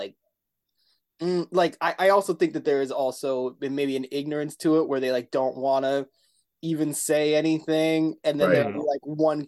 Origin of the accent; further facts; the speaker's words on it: Salt Lake City, Utah, United States; also born or lived in Philadelphia, Pennsylvania; I grew up in Salt Lake City, Utah